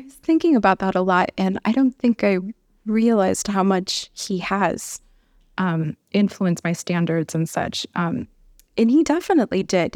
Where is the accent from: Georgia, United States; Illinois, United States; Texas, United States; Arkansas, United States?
Illinois, United States; Chicago; moved away as an adult; also born or lived in Milwaukee, Wisconsin / Tucson, Arizona; now in Albuquerque, United States; I'm originally from Chicago